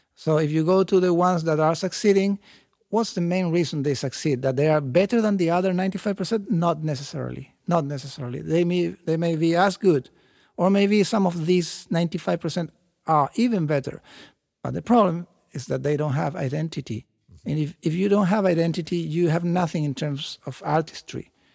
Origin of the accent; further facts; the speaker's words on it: Chile; I'm from South America. Uh, Chile is not a tropical country at all